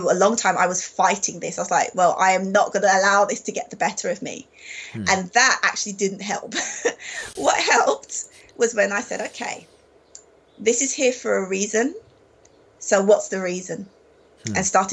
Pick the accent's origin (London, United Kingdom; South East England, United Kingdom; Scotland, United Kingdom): London, United Kingdom; moved away as an adult; I grew up in London. That was my hometown.